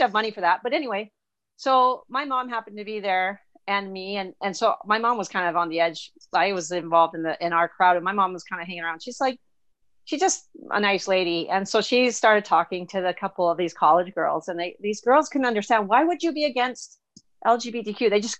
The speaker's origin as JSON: {"language": "English", "country": "Bolivia", "tie": "born or raised there", "said": "When I was a child and I grew up in South America in Bolivia, they just had a change of government in Bolivia. But anyway, I grew up there"}